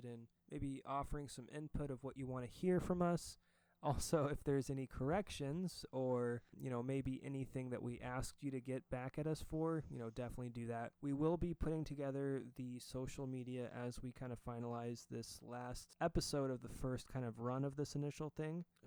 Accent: United States; as an American.

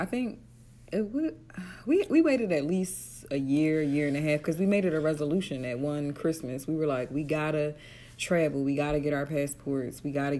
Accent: Atlantic City, New Jersey, United States; And that's big coming from me because I'm from Atlantic City.

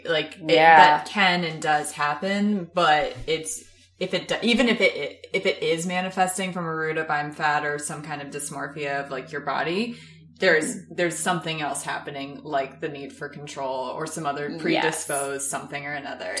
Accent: United States; I grew up 2 hours outside of New York.

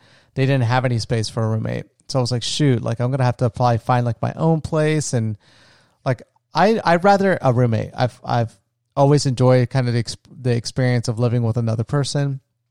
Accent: Florida, United States; me and my best friend, we grew up together in my small retirement town where I grew up in Florida.

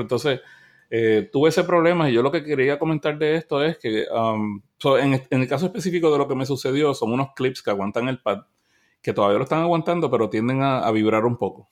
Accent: Puerto Rico; first language Spanish; yo soy de Puerto Rico, pero yo me considero latinoamericano

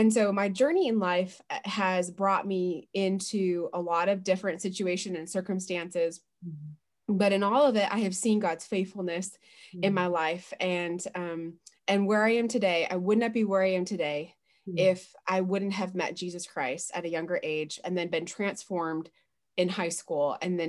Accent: West Coast, United States; I was born on the East Coast, but mostly raised on the West Coast of the United States.

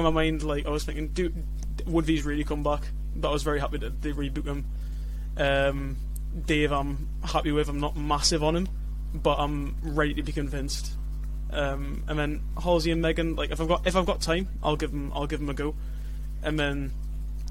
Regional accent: Newcastle upon Tyne, North East England, United Kingdom; also born or lived in Leeds; I'm from Newcastle.

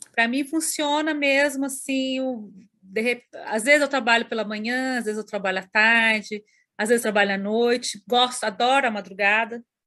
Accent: Camanducaia, Minas Gerais, Brazil; moved away as an adult; now in Curitiba, Brazil; fiquei em Camanducaia, né? Na minha cidade natal

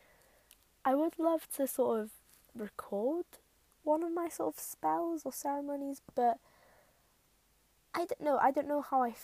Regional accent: Wales, United Kingdom; I am Welsh, so I feel a connection to like my ancestors

